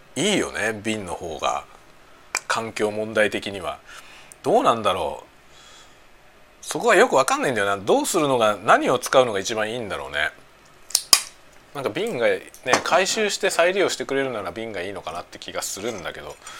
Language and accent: Japanese; Tokyo, Japan; moved away; 僕の実家はね、東京